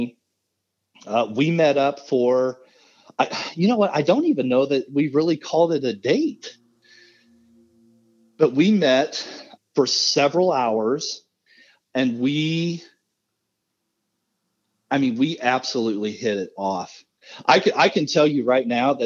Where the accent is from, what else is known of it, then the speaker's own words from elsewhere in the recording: Midwest, United States; I'm all dude from the Midwest